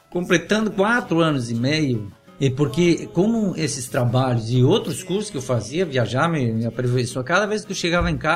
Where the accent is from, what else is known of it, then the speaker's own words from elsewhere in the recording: Rio Grande do Sul, Brazil; moved away; also born or lived in Florianópolis; Grande do Sul, daí vim para Florianópolis, daí quando me formei em Florianópolis, eu retornei pro, na minha terra natal